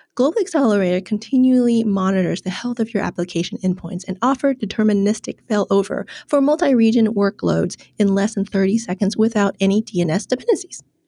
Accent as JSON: {"language": "English", "town": "Ho Chi Minh City", "country": "Vietnam", "tie": "born or raised there", "said": "my hometown of Ho Chi Minh City in Vietnam."}